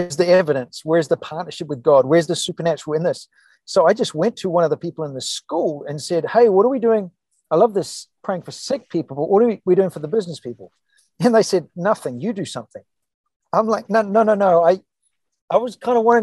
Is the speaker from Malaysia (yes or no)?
no; New Zealand; moved away as an adult; also born or lived in California; now in New Hope, United States; we were in California for 10 years, from New Zealand originally